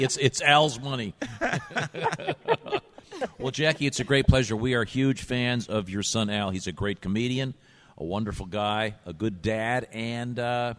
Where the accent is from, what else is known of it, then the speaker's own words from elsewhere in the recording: Shaker Heights, Ohio, United States; I grew up right near Mercer School in Shaker Heights, Ohio.